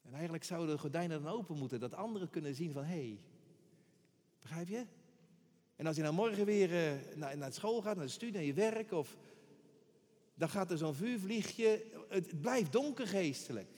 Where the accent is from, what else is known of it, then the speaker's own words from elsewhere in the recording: Rotterdam, South Holland, Netherlands; Ik ben een Rotterdammer, ik, ben, ik blijf altijd een tiener. Een tiener, bedoel ik dan. Hier geboren, in een rook van Rotterdam getogen